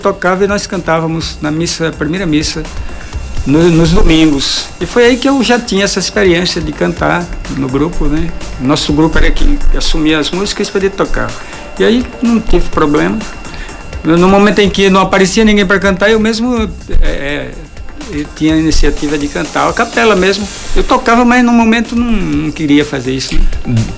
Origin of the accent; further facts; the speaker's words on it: Bom Jesus da Lapa, Bahia, Brazil; also born or lived in Remanso, Bahia; sou lapense, né? Quer dizer, uhum. nasci em e vim criança